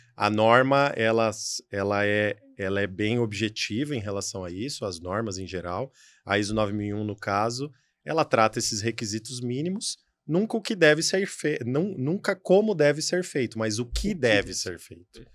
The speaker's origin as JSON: {"language": "Portuguese", "region": "São Paulo", "country": "Brazil", "said": "sou de São Paulo"}